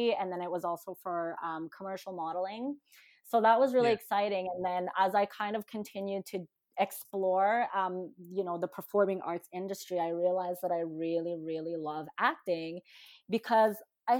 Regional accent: Philippines; being Filipino, I think this is probably the only stereotype that I've ever fulfilled as a Filipino girl.

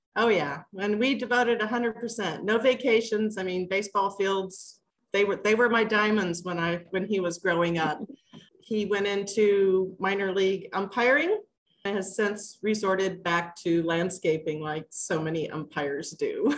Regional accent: Kansas City, Missouri, United States; also born or lived in Duluth, Minnesota, United States; I've been down in Kansas City since, I don't know, I was about eight, nine, ten years old in that area. Um, we were in Kansas for just a little bit, got wiped out by a tornado, and ended up in Missouri. And I've been here ever since

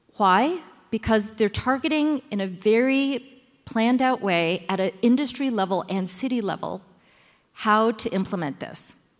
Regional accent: United States; now in Shanghai, China; I am actually American born Chinese with Taiwanese background who lives in Shanghai.

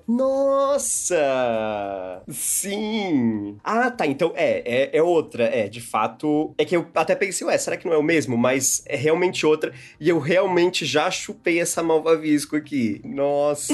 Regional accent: Brazil; moved away; lá em Sara, minha cidade natal

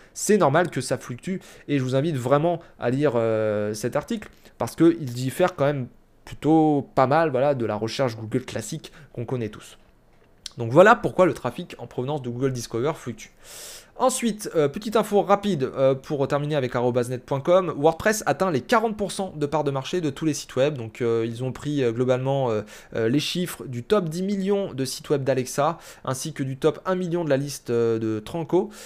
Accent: France; chez nous, en France

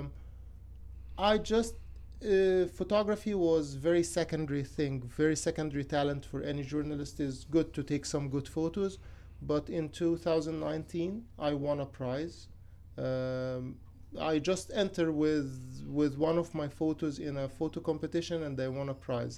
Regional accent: Cairo, Cairo Governorate, Egypt; moved away as an adult; now in Athens, United States; I'm from Cairo, Egypt.

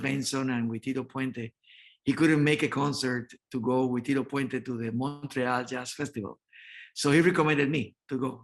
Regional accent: Santo Domingo, Dominican Republic; moved away as an adult; also born or lived in New York; I was born in the Dominican Republic, in Santo Domingo, Dominican Republic, and in 1979, then I moved to New York

